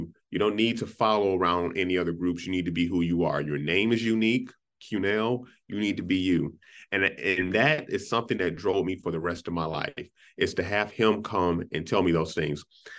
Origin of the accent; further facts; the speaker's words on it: Inkster, Michigan, United States; now in Minnesota, United States; Man, I came from Inkster, Detroit, Michigan. I was around mostly African-Americans. I moved to Minnesota and the culture had changed.